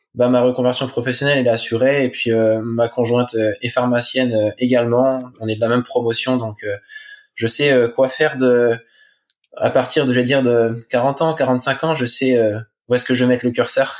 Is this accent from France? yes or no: yes; La Manche, Normandy, France; je suis originaire de la Manche, en Normandie.